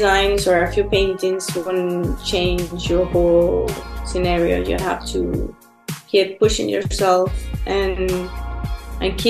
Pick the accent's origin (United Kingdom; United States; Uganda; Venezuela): Venezuela; moved away; also born or lived in Spain; I'm from Venezuela, and I grew up there